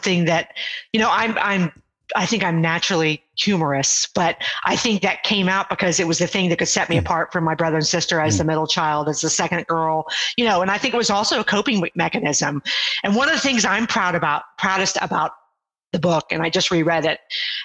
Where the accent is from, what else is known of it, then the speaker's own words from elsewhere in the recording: Houston, Texas, United States; moved away as an adult; also born or lived in Ohio; I was living in Ohio at the time, and I'm from the Houston area